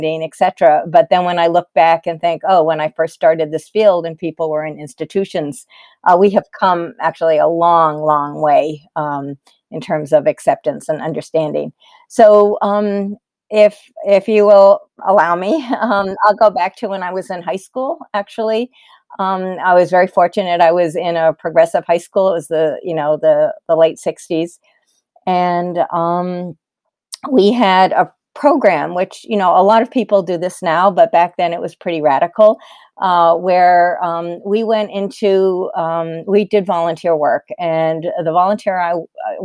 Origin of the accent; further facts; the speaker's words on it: Massachusetts, United States; I grew up in Massachusetts. I still live in Massachusetts.